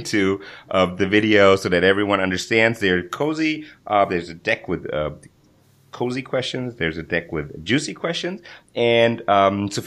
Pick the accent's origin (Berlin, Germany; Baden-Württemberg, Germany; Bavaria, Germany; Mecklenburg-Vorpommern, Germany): Berlin, Germany; also born or lived in Switzerland; In my hometown. Oh, my God. In Berlin